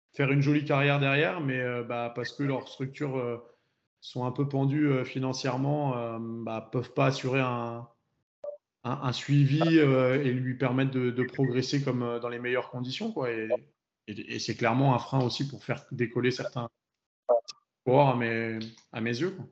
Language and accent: French; France; on est français, donc on est français